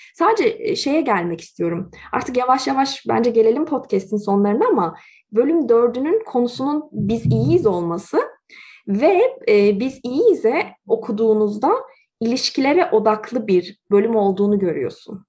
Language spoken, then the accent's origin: Turkish; Turkey; now in Canada; eğer benim evim Türkiye idiyse ben neden Kanada'dayım